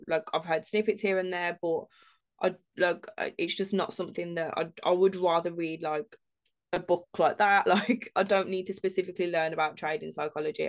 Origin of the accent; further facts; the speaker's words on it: Birmingham, West Midlands, United Kingdom; we're all from Birmingham as well